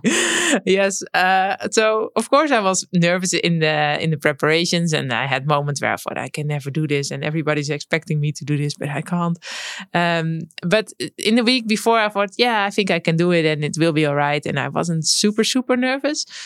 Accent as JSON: {"language": "English", "country": "Netherlands", "tie": "born or raised there", "said": "growing up in the Netherlands, you grow up with a bike"}